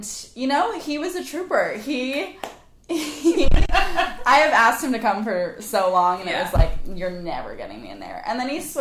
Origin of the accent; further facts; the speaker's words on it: Charleston, South Carolina, United States; I grew up in Charleston. I went to Bishop England right here on the island.